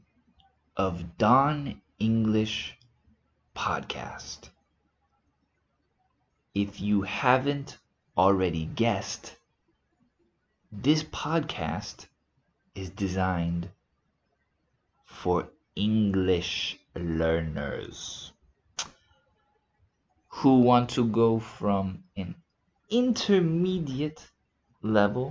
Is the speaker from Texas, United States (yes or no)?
yes; Houston, Texas, United States; moved away as an adult; also born or lived in South Africa; now in Spain; I am originally from the USA. I was born in Houston, Texas